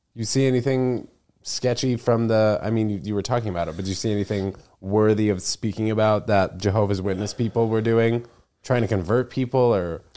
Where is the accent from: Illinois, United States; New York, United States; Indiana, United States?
New York, United States; I'm born and bred in New York